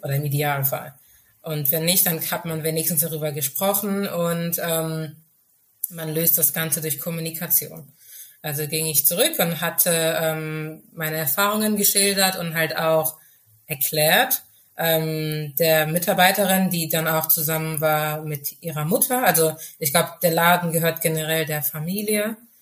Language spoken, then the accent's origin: German; Germany; first language Urhobo; German is a second language; ich lebe in Deutschland, ich bin in Deutschland geboren und aufgewachsen